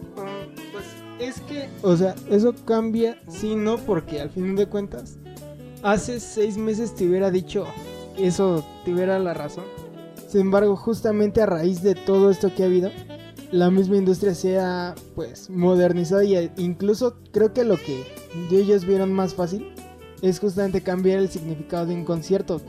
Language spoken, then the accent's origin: Spanish; State of Mexico, Mexico; nosotros que somos del Estado de México